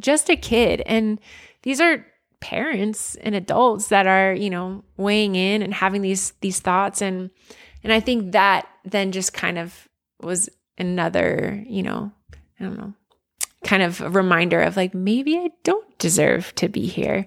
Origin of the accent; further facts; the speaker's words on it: Pottstown, Pennsylvania, United States; a girl growing up in Pottstown, Pennsylvania